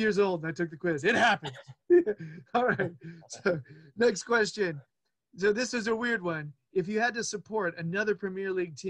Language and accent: English; Winston-Salem, North Carolina, United States; accent: southern twang; unless I say where I'm from, and then you get my southern twang, Winston-Salem, North Carolina.